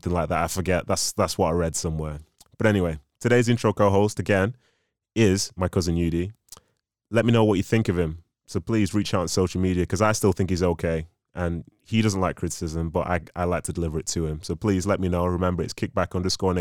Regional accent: Manchester, North West England, United Kingdom; also born or lived in Nigeria; I'm actually from Manchester. So I was born in Nigeria. I was raised in Manchester nearly 30 years now

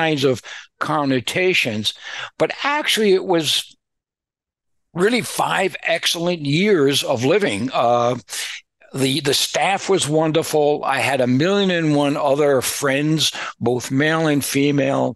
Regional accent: New York City, New York, United States; moved away as an adult; also born or lived in Illinois / Missouri / St. Louis; I was born almost 76 years ago on February 1st, 1948, at Kings County Hospital, which is in the eastern part of Brooklyn

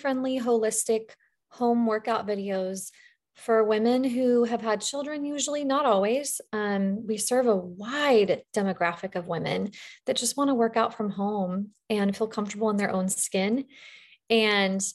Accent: the West, United States; I'm from the West. So we say diastasis

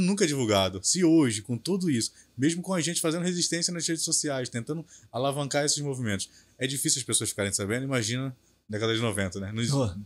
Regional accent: Belford Roxo, Rio de Janeiro, Brazil; falo que sou de Bafo Roxo

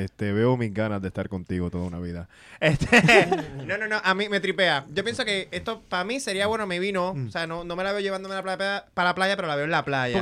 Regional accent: Cabo Rojo, Puerto Rico; also born or lived in Mayagüez; yo soy de Cabo Rojo

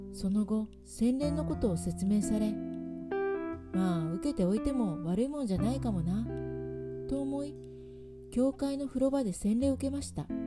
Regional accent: Niigata countryside, Japan; moved away as an adult; also born or lived in Tokyo; 私は新潟の田舎に生まれ家は仏教でした

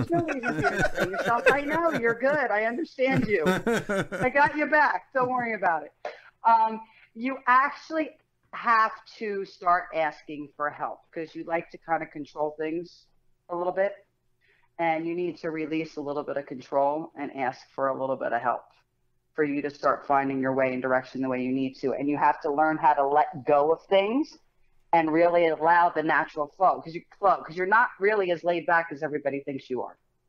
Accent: Colts Neck, New Jersey, United States; I grew up in Colts Neck.

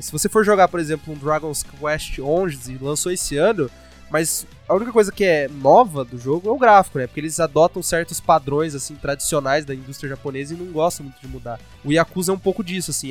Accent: Brazil; eu sou brasileiro

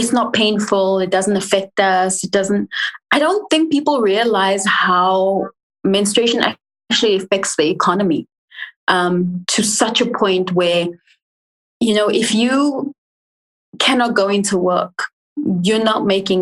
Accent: England, United Kingdom; moved away; also born or lived in Africa (born here, likely South Africa); I was born here, but I grew up in England

